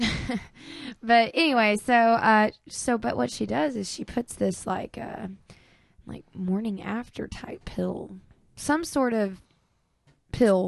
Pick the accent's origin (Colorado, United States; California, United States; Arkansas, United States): Arkansas, United States; Clarksville; we're from Clarksville, Arkansas